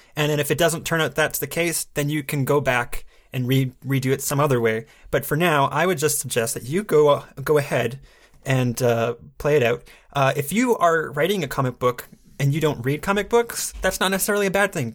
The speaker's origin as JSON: {"language": "English", "town": "Fort Smith", "region": "Arkansas", "country": "United States", "tie": "born or raised there", "moved": "yes", "said": "my hometown, Fort Smith."}